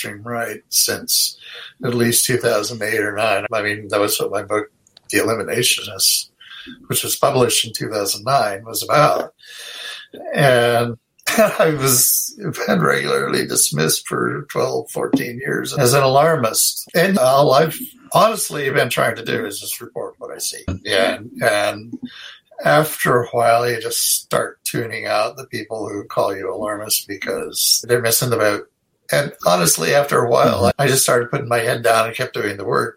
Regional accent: Idaho, United States; moved away; I'm from Idaho

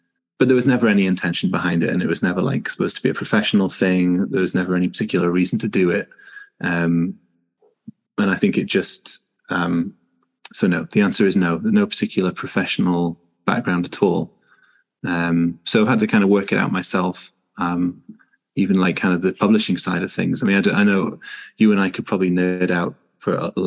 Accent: Newcastle upon Tyne, North East England, United Kingdom; moved away as an adult; now in Houston, United States; I'm a physiotherapist from Newcastle in the north of England

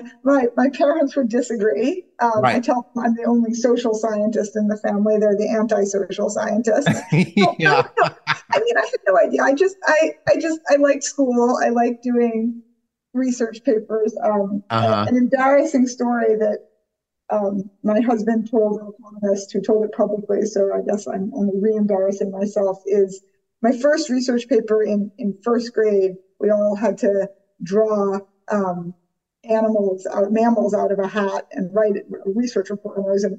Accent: New York City, New York, United States; I grew up in New York City

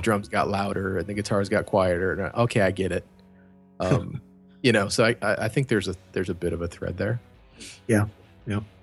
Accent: Cleveland, Ohio, United States; I'm from Cleveland.

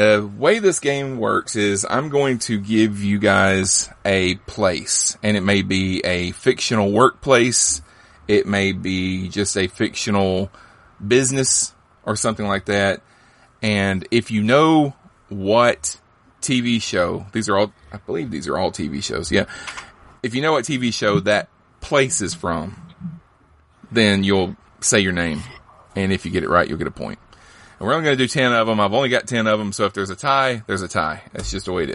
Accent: Alabama, United States; I'm from Alabama

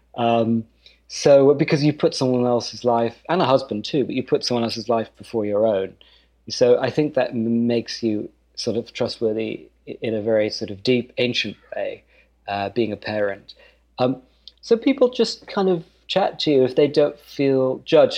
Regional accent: United Kingdom; moved away; being British in in Kentucky and Texas and North Dakota

